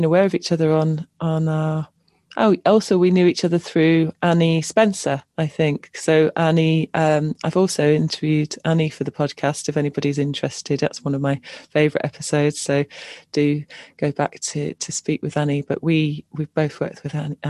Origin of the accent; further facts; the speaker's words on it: Cornwall, South West England, United Kingdom; I grew up in Cornwall